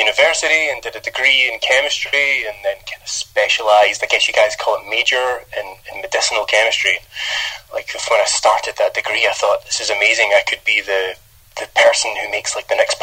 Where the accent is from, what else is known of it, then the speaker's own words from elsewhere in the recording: Scotland, United Kingdom; moved away; growing up as a kid in Scotland, I thought I had one of the worst accents, but since moving away from Scotland